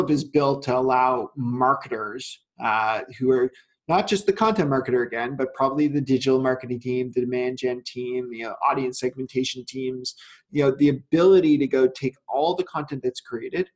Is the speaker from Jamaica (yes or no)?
no; Canada; I'm Canadian